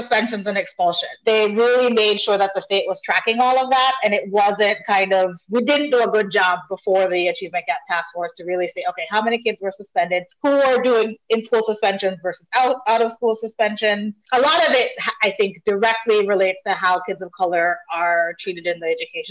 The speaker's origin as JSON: {"language": "English", "country": "Jamaica", "tie": "born or raised there", "moved": "yes", "lives_now": "Connecticut, United States", "said": "my family is from Jamaica, and I grew up in Jamaica."}